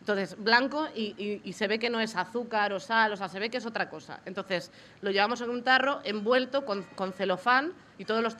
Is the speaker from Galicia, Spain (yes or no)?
yes; Galicia, Spain; moved away as an adult; yo o sea, soy de Galicia, me